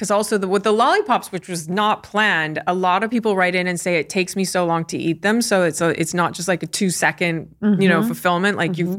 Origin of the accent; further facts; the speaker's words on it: United States; and I'm American, so I can say that.